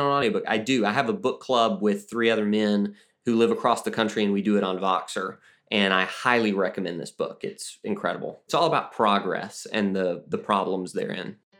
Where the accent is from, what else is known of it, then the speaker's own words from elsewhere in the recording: Alabama, United States; I'm also from Alabama